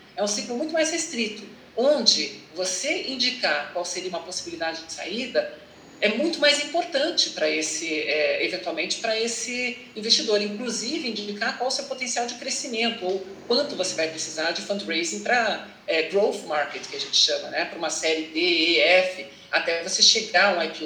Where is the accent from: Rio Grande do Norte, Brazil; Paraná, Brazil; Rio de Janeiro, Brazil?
Paraná, Brazil; Curitiba; moved away as an adult; also born or lived in England / São Paulo; eu sou de Curitiba, me formei na Universidade Federal do Paraná